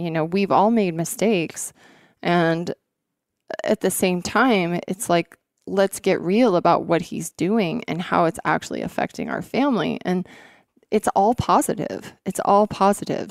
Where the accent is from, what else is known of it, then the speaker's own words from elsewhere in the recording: Montana, United States; moved away as an adult; also born or lived in Washington State; I grew up here in Montana